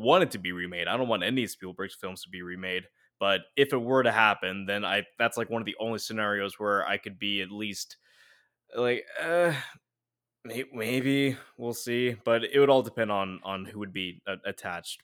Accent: United States; We're we're too American

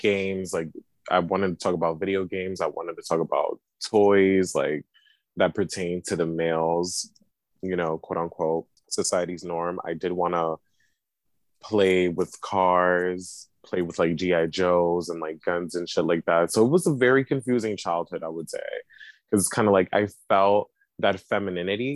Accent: New York City, New York, United States; I'm from the Bronx, born and raised, and I'm still currently living in New York

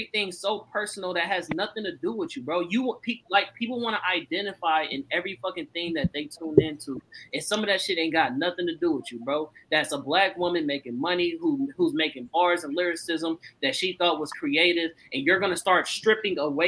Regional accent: the Bay Area, California, United States; I come from the Bay

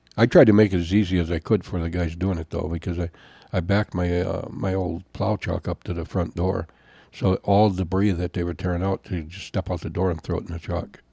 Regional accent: Jim Falls, Wisconsin, United States; moved away as an adult; also born or lived in Augsburg, Germany; I'm from Jim Falls, Wisconsin

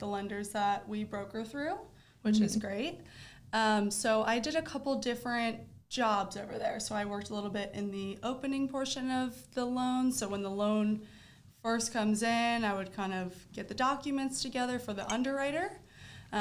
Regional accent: Delaware, United States; moved away as an adult; now in Florida, United States; currently I live in Florida, but I'm originally from Delaware.

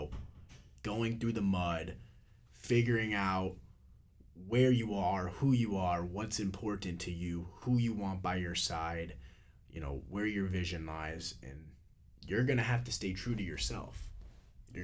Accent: Missouri, United States; now in Florida, United States; I'm from Missouri, I'm down here in Florida

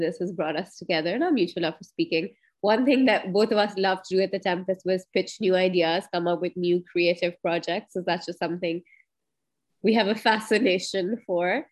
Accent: Karachi, Sindh, Pakistan; I'm from Karachi.

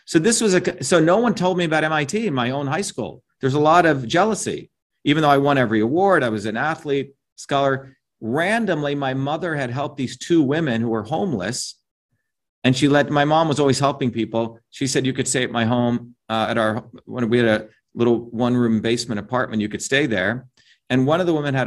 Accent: India; moved away; I grew up in India

